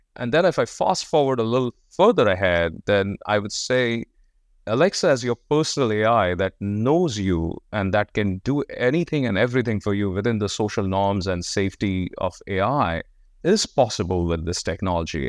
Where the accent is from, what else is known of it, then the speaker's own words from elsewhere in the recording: India; moved away; I was born in India.